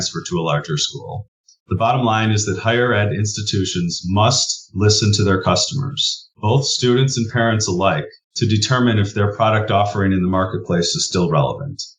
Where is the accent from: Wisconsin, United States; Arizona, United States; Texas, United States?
Wisconsin, United States; growing up in Wisconsin